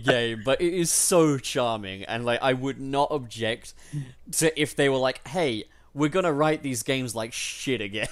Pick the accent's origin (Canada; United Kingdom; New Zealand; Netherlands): United Kingdom; as a British person